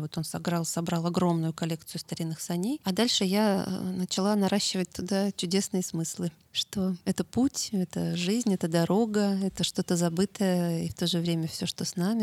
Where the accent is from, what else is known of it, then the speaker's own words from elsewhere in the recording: Moscow, Russia; я же москвичка, а Таруса — это дача. Но я с самого рождения там росла